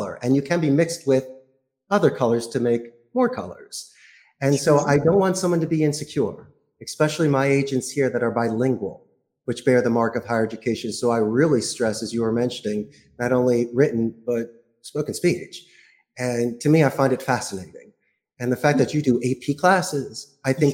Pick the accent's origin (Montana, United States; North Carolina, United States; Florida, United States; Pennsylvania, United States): Pennsylvania, United States; Philadelphia; moved away as an adult; also born or lived in Spain; now in Costa Rica; I'm from Philadelphia.